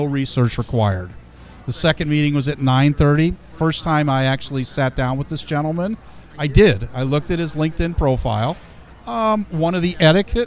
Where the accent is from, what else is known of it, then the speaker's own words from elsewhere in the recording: Ohio, United States; also born or lived in Chicago, Illinois; I was born in Chicago, raised in Ohio, educated at Ohio State